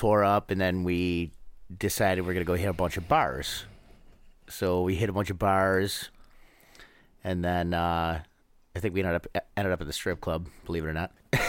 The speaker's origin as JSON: {"language": "English", "region": "New York", "country": "United States", "said": "we're from New York."}